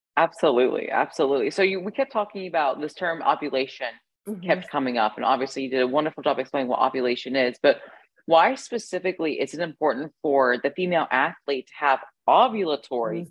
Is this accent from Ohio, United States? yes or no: yes; Ohio, United States; I grew up in the Midwest as well, specifically Ohio